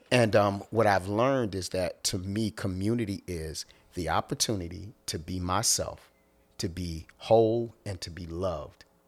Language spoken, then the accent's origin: English; Philadelphia, Pennsylvania, United States; I'm from Philly.